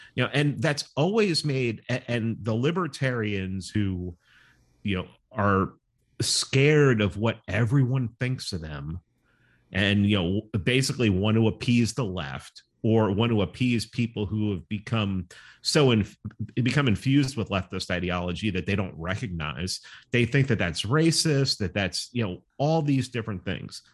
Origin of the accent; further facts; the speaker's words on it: New York City, New York, United States; growing up in New York City